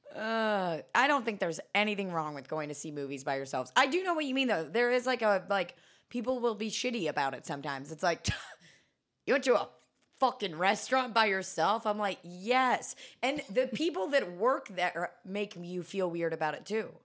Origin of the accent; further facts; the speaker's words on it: Kansas City, Missouri, United States; moved away; I grew up in Kansas City